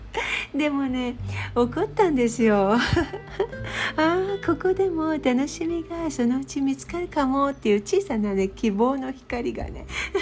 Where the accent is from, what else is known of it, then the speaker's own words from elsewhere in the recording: Kansai, Japan; moved away as an adult; also born or lived in Tokyo; 唯一私だけは関西で生まれて育った